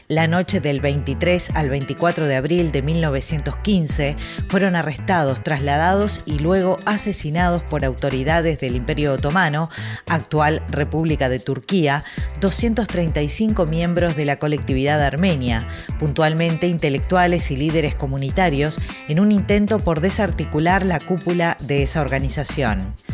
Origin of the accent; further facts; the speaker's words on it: Montevideo, Uruguay; Yo nací en Montevideo, Uruguay.